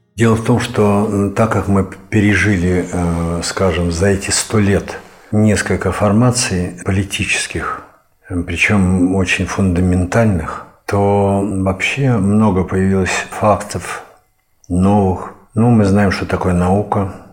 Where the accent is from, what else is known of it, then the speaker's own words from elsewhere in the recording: Moscow, Russia; moved away as an adult; also born or lived in Ivanovo; now in Gorodets, Russia; Я москвич, здесь я нахожусь вот 12 лет